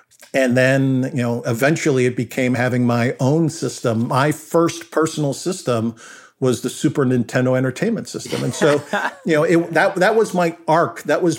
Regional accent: Brentwood, New York, United States; I was fortunate growing up on Long Island in the town called Brentwood.

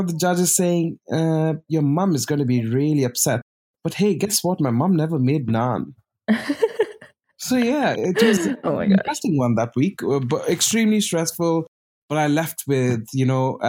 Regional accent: Bangalore, Karnataka, India; also born or lived in Pondicherry, India; now in London, United Kingdom; brought up in Bangalore, now called Bengaluru

